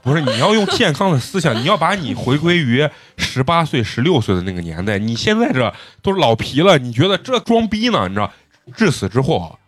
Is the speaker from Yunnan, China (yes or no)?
no; Xi'an, Shaanxi, China; 咱陕西人